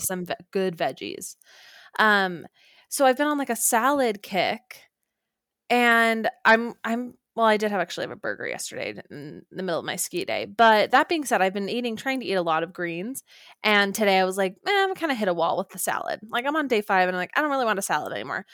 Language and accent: English; Orem, Utah, United States; moved away; home to Orem, Utah